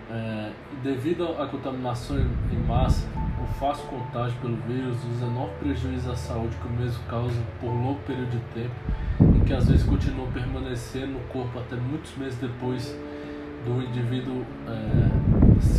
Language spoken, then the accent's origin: Portuguese; Brasília, Federal District, Brazil; tenho 29 anos, sou natural de Brasília, solteiro, bacharel em educação física